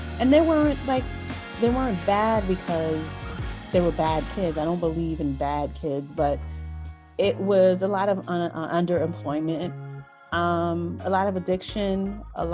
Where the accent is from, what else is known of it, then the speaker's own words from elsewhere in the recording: New York City, New York, United States; also born or lived in Haiti; So I was born in Haiti and I moved to New York at 4 years old. But we moved to a neighborhood in Brooklyn called Bushwick. And I grew up during the crack era